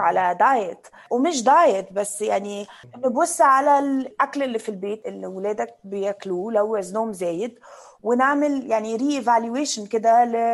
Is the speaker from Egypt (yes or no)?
yes; Egypt; انا كبرت يعني في مصر